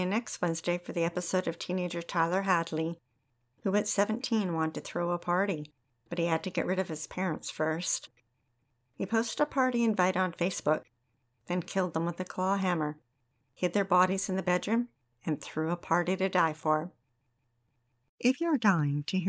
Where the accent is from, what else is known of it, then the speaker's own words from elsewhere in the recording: Kelowna, British Columbia, Canada; Growing up in Kelowna